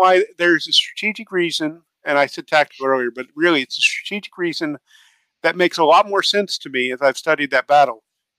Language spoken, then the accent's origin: English; Canada; At times, as the Canadian, if you go look at the Gray and Simcoe unit history